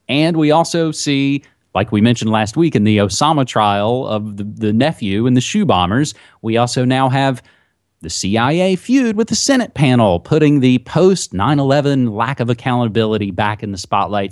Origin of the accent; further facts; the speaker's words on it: West Virginia, United States; now in Oregon, United States; my home state of West Virginia